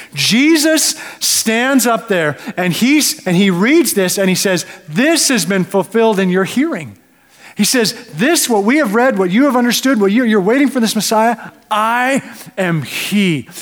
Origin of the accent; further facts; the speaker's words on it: Canada; now in United States; as a Canadian